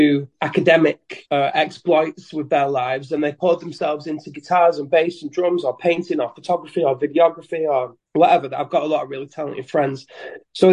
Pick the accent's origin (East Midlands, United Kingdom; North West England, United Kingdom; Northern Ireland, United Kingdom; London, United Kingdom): North West England, United Kingdom; Leigh; I'm in Lee, which is my hometown where I'm from.